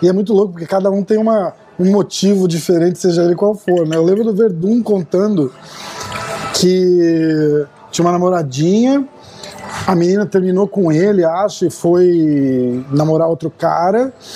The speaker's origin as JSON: {"language": "Portuguese", "country": "Brazil", "also_born_or_lived": "Boston", "moved": "yes", "said": "A gente é brasileiro"}